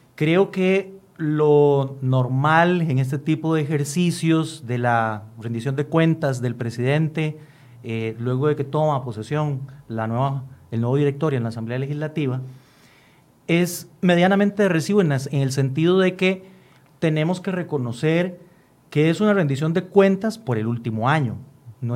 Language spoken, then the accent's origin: Spanish; Costa Rica; como costarricenses